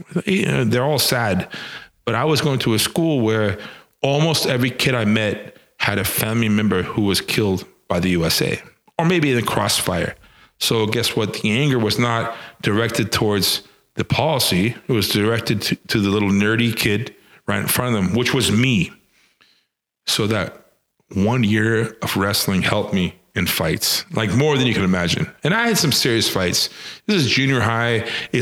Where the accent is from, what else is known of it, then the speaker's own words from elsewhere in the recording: Panama; also born or lived in Venezuela; But I grew up in Panama, and I grew up in Venezuela. Specifically in Panama, in Central America, in 1989, it was in junior high.